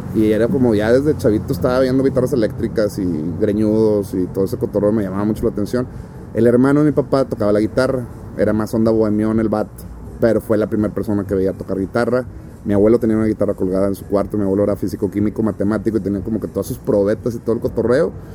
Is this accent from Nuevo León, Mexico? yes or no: yes; Monterrey, Nuevo León, Mexico; yo soy de Las Mitras Centro, que es poniente de la ciudad y que está aquí a cinco minutos manejando